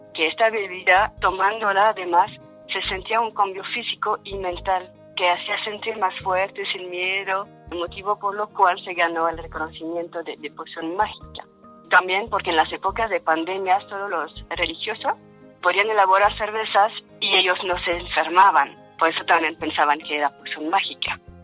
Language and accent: Spanish; Wallonia, Belgium; first language French; Spanish is a second language; moved away; francés, que es mi idioma natal